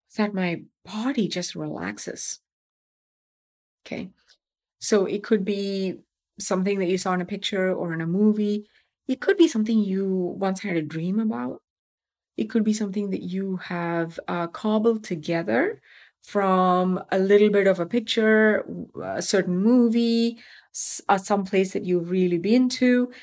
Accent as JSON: {"language": "English", "region": "Tamil Nadu", "country": "India", "moved": "yes", "said": "I'm from Tamil Nadu."}